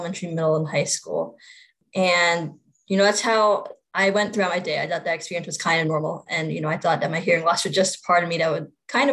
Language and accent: English; Virginia, United States; I also work in my home state of Virginia